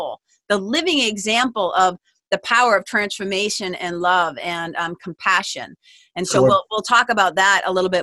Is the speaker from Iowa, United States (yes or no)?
no; Lawrence, Massachusetts, United States; I grew up in Lawrence, Mass